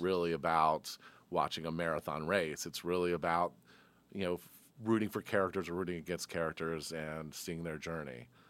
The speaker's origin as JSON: {"language": "English", "town": "Atlanta", "region": "Georgia", "country": "United States", "said": "here's a kid from Atlanta"}